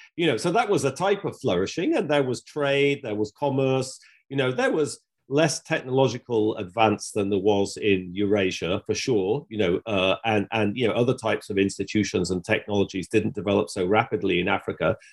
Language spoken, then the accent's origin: English; England, United Kingdom; I'm English